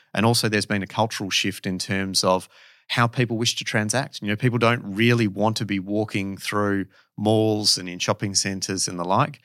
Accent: Perth, Western Australia, Australia; moved away as an adult; I am certainly Perth born and bred

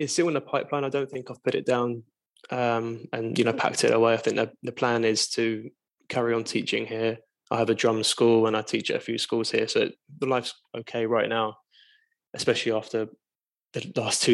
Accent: England, United Kingdom; I'm English

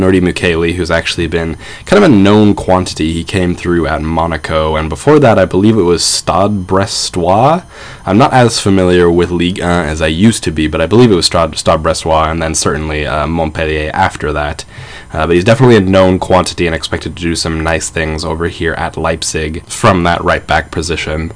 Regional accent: United States; I am American

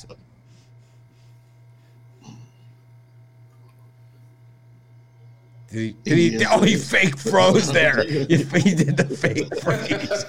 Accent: Miami, Florida, United States; I grew up in Miami, which is a Spanish city

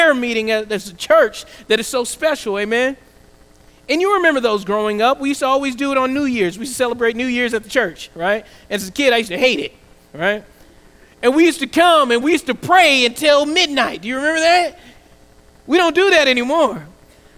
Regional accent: the South, United States; I grew up in the South, we were also able to pray in class.

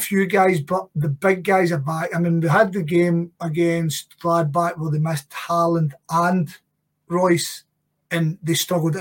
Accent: Scotland, United Kingdom; as a Scottish football fan

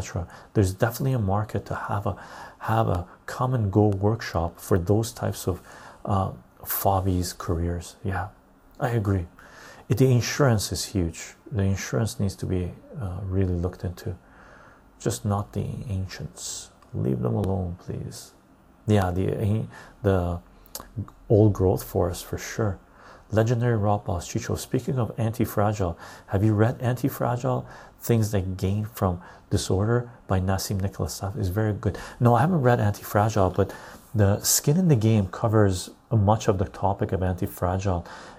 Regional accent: England, United Kingdom; I'm English.

